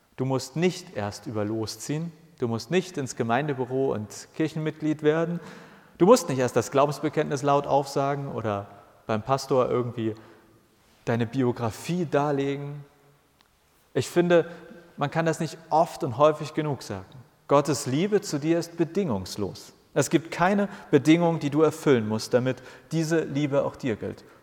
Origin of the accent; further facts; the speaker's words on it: Hamburg, Germany; Ich bin in Hamburg geboren und ich habe alles in Hamburg gemacht